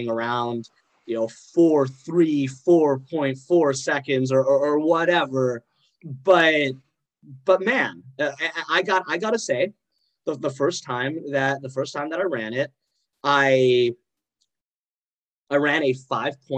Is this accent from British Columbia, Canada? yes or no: no; Calgary, Alberta, Canada; I'm not actually from Wisconsin. I'm from Calgary